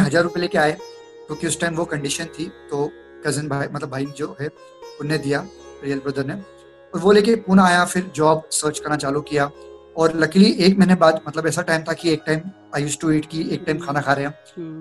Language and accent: Hindi; Bhusawal, Maharashtra, India; moved away as an adult; also born or lived in Pune; मैं एक गाँव से हूँ भुसावल जो महाराष्ट्र में एक गाँव है